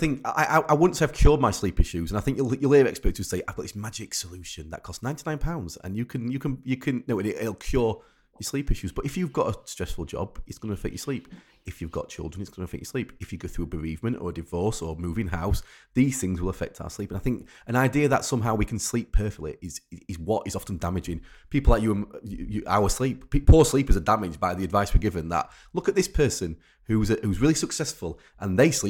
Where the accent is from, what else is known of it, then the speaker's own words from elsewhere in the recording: Rotherham, Yorkshire and the Humber, United Kingdom; I'm from Rotherham, and in we used to have on the local radio station like Night Owls